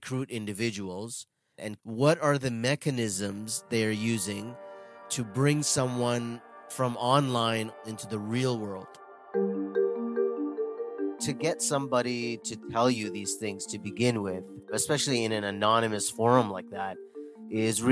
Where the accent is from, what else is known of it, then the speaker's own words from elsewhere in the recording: Toronto, Ontario, Canada; I'm born and raised in Toronto, Canada, from Indian parents